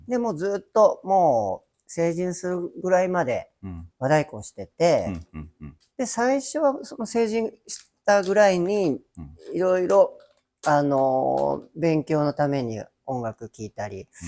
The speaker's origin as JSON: {"language": "Japanese", "town": "Kurume", "region": "Fukuoka", "country": "Japan", "tie": "born or raised there", "said": "ずっと久留米ですね。まあちょっと福岡時代もありましたけど"}